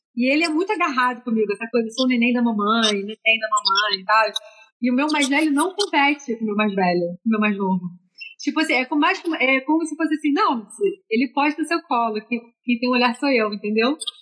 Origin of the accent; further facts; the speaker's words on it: Rio de Janeiro, Brazil; eu sou carioca